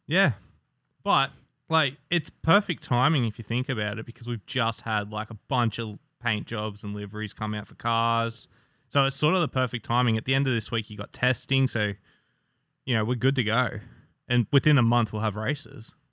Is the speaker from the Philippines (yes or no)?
no; Australia; I'm Australian.